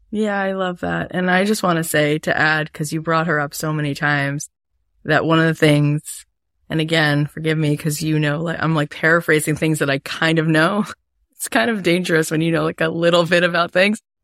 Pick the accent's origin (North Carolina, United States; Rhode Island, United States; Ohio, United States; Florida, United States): Florida, United States; I grew up in Florida.